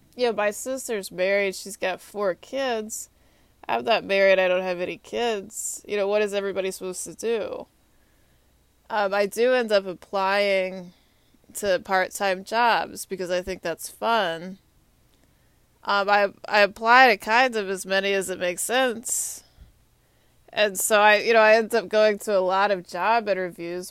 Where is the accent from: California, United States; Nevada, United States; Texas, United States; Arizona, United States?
Texas, United States; moved away as an adult; also born or lived in Atlanta, Georgia; now in Washington, D.C., United States; I'm from Texas